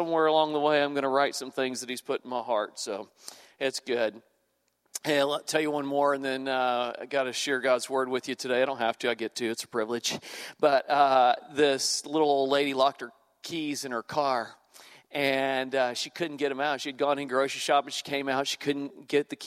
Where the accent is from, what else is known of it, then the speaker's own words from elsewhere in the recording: Houston, Texas, United States; moved away as an adult; now in Louisiana, United States; I grew up in the Houston area